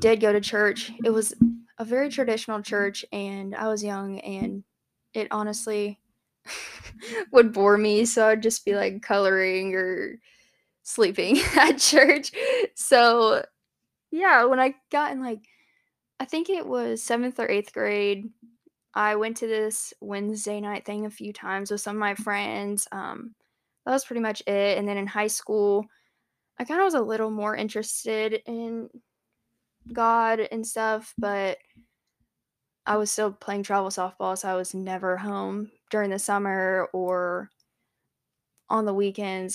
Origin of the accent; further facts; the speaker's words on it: Hanahan, South Carolina, United States; moved away as an adult; also born or lived in Johnson City, Tennessee; I'm from Charleston, South Carolina, actually Hanahan, but nobody knows what that is unless you're from around there